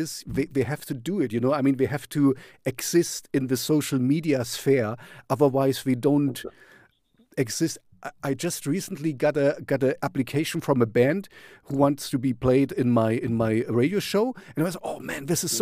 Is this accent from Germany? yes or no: yes; East Germany, Germany; I grew up in East Germany, so I grew up in a communist